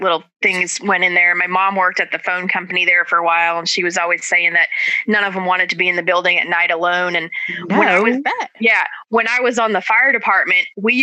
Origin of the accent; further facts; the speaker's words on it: New Gloucester, Maine, United States; my hometown, New Gloucester